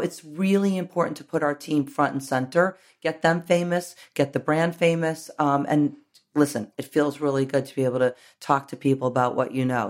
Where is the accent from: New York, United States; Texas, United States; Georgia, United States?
New York, United States; I grew up in New York